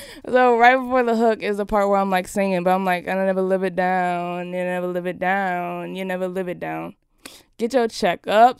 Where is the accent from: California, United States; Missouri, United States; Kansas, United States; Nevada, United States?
Nevada, United States; Las Vegas; I was born in Las Ve-, Las Vegas, Nevada.